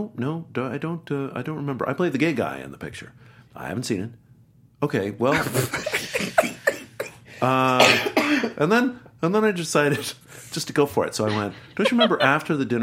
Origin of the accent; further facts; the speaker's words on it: Alexandria, Virginia, United States; also born or lived in Paris; I'm from Alexandria, Virginia.